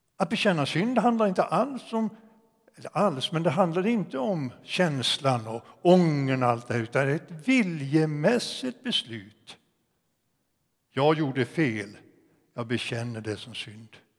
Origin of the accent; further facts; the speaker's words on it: Ockelbo, Gävleborg County, Sweden; moved away as an adult; also born or lived in Sollentuna; sen jag hade sjungit den hemma i Ockelby, Missionskyrkan